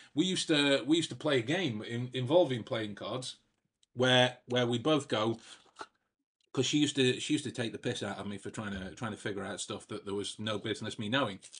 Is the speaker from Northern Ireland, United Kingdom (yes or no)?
no; Staffordshire, West Midlands, United Kingdom; I was from from Staffordshire, from the middle of England